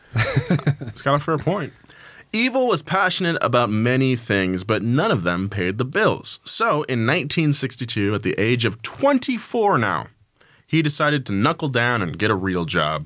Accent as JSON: {"language": "English", "town": "Atascadero", "region": "California", "country": "United States", "tie": "born or raised there", "said": "where I grew up, sorry, my hometown of a Tascadero"}